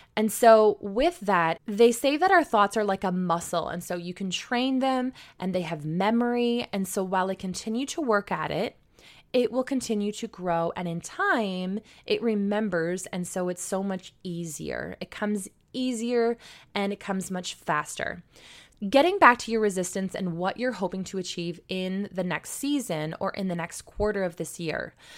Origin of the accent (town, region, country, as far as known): St. Marys, Ontario, Canada; born or raised there